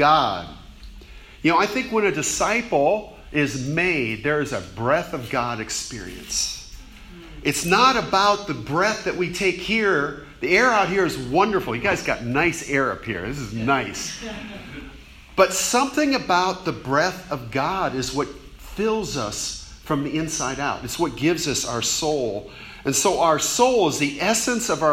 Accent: Fort Lauderdale, Florida, United States; moved away as an adult; also born or lived in New Orleans / Gainesville, Florida; I grew up in Fort Lauderdale, Florida.

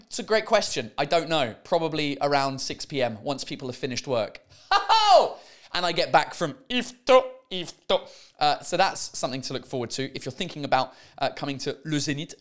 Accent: England, United Kingdom; now in France; I'm English, but I speak, uh, great French. with a French accent

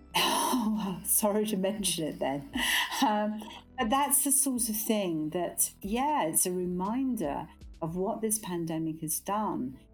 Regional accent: Glasgow, Scotland, United Kingdom; moved away; I'm a Scot by birth, brought up in Glasgow

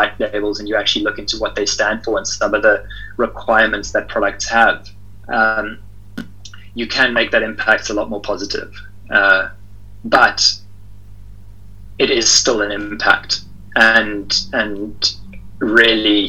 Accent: South Africa; I'm from South Africa

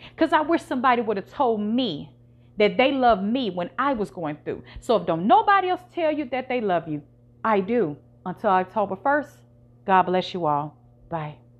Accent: Virginia, United States; now in Memphis, United States; I'm from Virginia

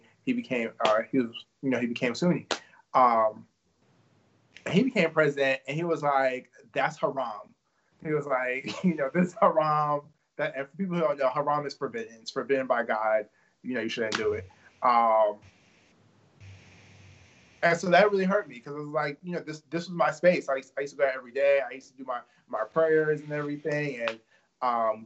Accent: New York, United States; I grew up in New York, and my family wasn't really religious

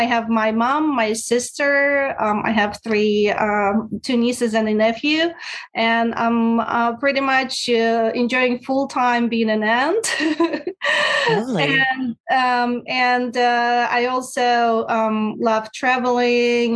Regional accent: Russia; moved away as an adult; now in United States; I'm originally from Russia. I came to the States

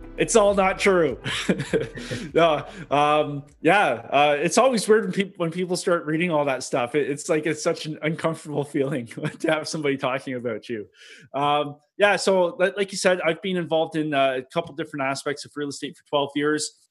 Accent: Milton, Ontario, Canada; I'm Canadian.

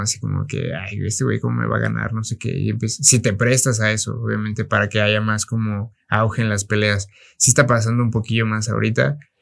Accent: Mexico; Yo soy, pues, soy mexicano

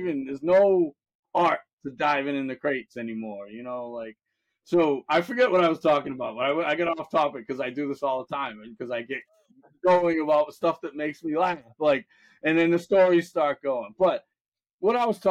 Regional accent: Fairhaven, Massachusetts, United States; I grew up in the New Bedford, Mass area

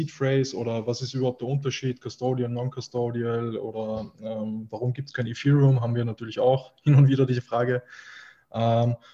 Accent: Austria; natürlich einfach äh, eine, eine, große Sache auch bei uns in Österreich.

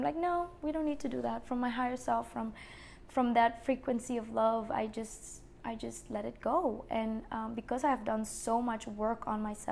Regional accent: Aruba; moved away; I grew up in Aruba

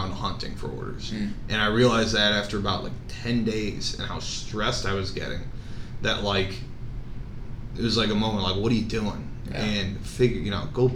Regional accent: Chicago, Illinois, United States; also born or lived in Iowa; I grew up around Chicago, would like to stay there.

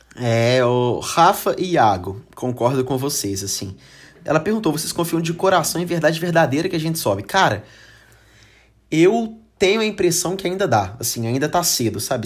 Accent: Brazil; a gente é brasileiro

